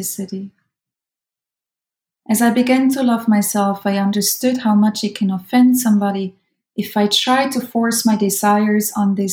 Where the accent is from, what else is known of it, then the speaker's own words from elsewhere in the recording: Switzerland; moved away as an adult; I'm Swiss German, right? I'm from Switzerland